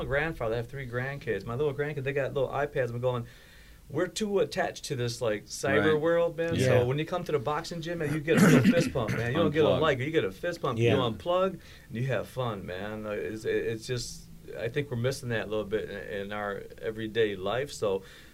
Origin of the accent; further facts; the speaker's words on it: Birmingham, Michigan, United States; also born or lived in Baghdad, Iraq / Detroit / Westland; now in Oxford, United States; moved to Detroit, and got lucky that my dad moved us out to, like, kind of the suburbs.